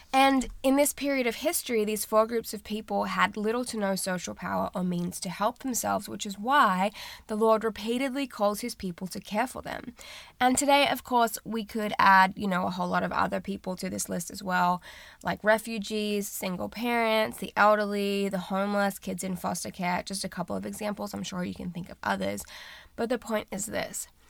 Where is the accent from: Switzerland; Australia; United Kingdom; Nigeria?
Australia; moved away as an adult; now in United States; I'm from Australia